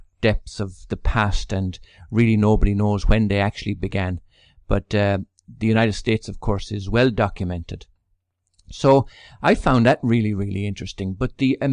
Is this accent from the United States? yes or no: no; Ireland; I come from Ireland, which is deeply patriotic too.